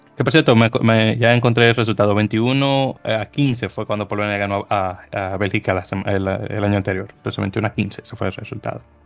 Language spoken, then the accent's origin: Spanish; Dominican Republic; como buen dominicano que soy